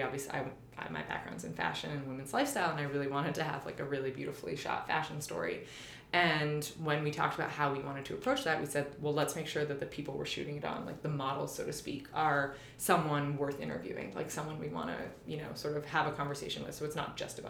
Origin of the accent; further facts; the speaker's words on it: Canada; moved away as an adult; also born or lived in New York; I'm from Canada also.